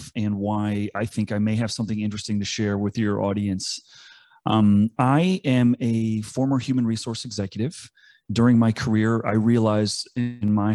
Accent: East Coast, United States; I grew up on the East Coast

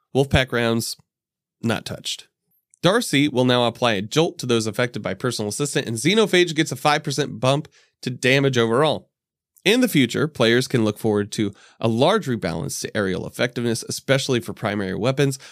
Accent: Indianapolis, Indiana, United States; I'm from Indianapolis.

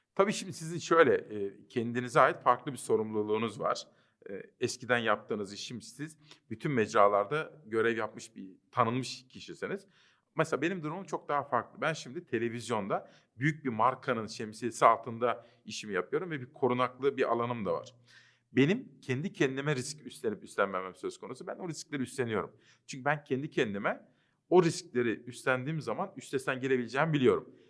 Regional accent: Kütahya, Turkey; also born or lived in Simav; Memleketim Kütahya'da

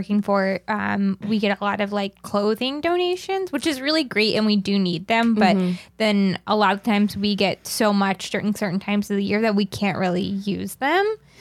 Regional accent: Florida, United States; moved away; I'm from Florida originally

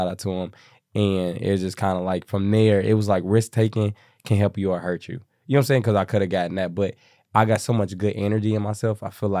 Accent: Kansas City, Missouri, United States; moved away as an adult; now in Atlanta, United States; So I'm from Kansas City, Missouri.

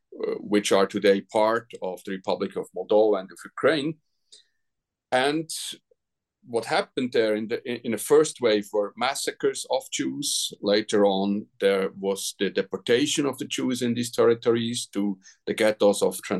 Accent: Switzerland; Now, I'm from Switzerland.

